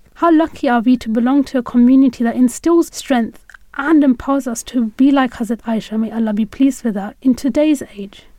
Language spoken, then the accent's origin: English; United Kingdom; As a young woman growing up in Britain